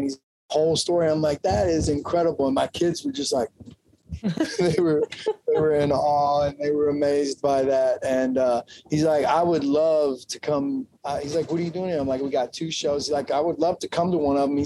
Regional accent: Kentucky, United States; I'm from Kentucky

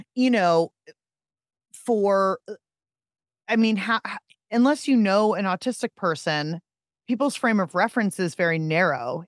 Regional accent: Pittsburgh, Pennsylvania, United States; I'm from Pittsburgh

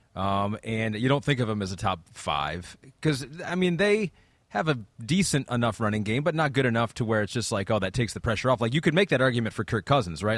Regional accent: Michigan, United States; being from Michigan

